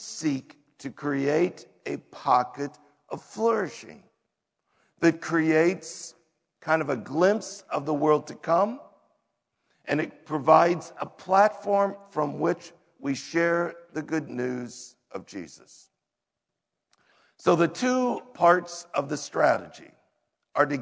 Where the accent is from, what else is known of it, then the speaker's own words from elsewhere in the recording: United States; we as an American culture